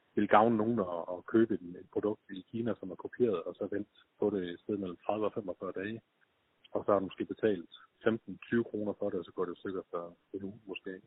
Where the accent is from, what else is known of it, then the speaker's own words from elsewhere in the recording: Skive, Central Denmark Region, Denmark; jeg var født og opvokset i Skive